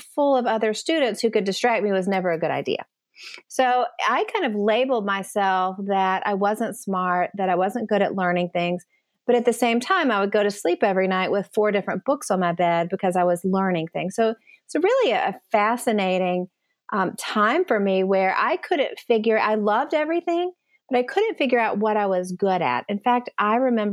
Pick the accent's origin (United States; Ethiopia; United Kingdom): United States; East Tennessee; also born or lived in Nashville, Tennessee; I grew up in East Tennessee